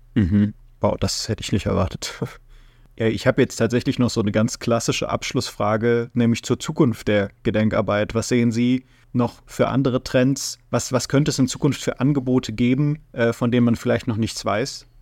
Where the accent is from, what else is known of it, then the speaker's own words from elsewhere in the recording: Germany; wir in Deutschland